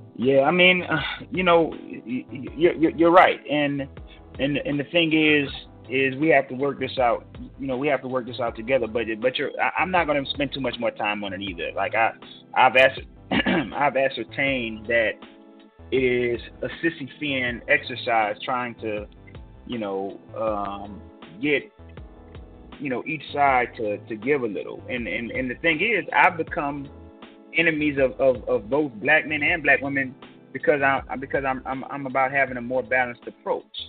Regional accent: Georgia, United States; which is in my home state

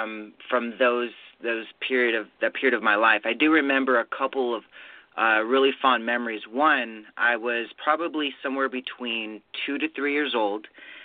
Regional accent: Riverside, California, United States; born there; So I was born in Riverside, California.

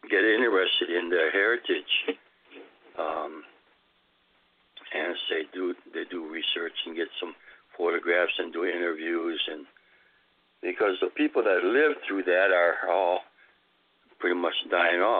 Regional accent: Chicago, Illinois, United States; so that's where I grew up in Chicago.

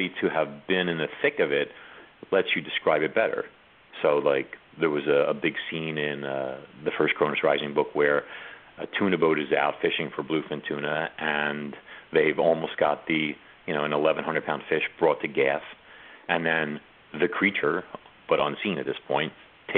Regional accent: New York, United States; I'm from New York

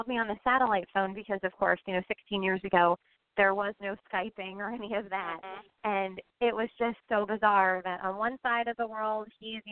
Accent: Pennsylvania, United States; moved away as an adult; also born or lived in Oklahoma; now in New Jersey, United States; I hail from Pennsylvania

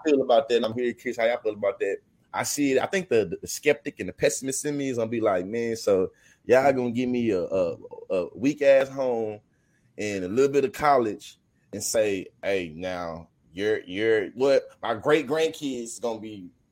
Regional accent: Texas, United States; I'm from Texas

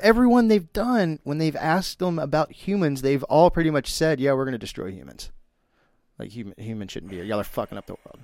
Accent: Texas, United States; now in Florida, United States; I'm from Texas

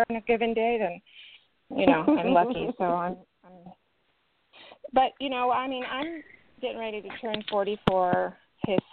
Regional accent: Berkeley, California, United States; I grew up in Berkeley, California

